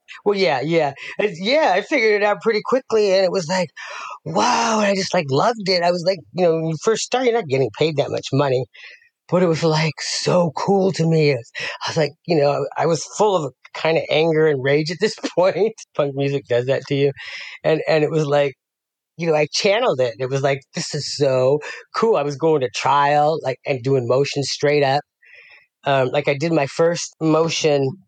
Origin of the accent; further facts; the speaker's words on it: Las Vegas, Nevada, United States; moved away as an adult; also born or lived in Denver, Colorado; now in San Ramon, United States; raised in Las Vegas